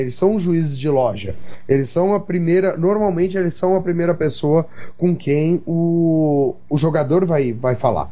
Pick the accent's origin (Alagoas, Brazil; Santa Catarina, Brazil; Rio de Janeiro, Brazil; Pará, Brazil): Santa Catarina, Brazil; Florianópolis; Eu sou de Florianópolis